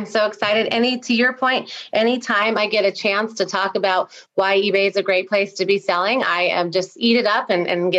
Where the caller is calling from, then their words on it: Salt Lake City, Utah, United States; So I am in Salt Lake City, Utah. Right. So getting chilly out here, getting some snow.